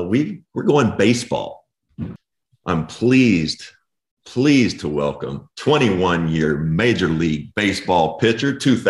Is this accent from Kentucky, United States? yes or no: yes; Owensboro, Kentucky, United States; now in Lexington, United States; So Josh and I are both from Kentucky. I'm from Owensboro. He's from Lexington. I'm in Lexington now